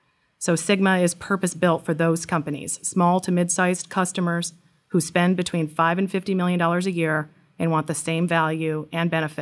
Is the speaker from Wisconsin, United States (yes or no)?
yes; Wisconsin, United States; also born or lived in Seattle / London; now in Baltimore, United States; So I'm from Wisconsin originally. I started my career there. We lived in Seattle, and then we moved to London, and we're now based at our corporate headquarters outside of Baltimore, Maryland.